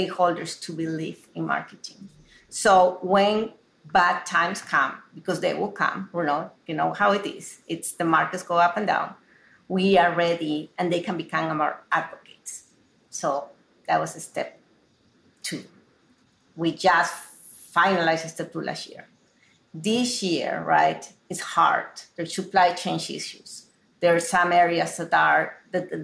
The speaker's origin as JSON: {"language": "English", "country": "Peru", "tie": "born or raised there", "moved": "as an adult", "lives_now": "United States", "said": "growing up in Peru in a very traditional household"}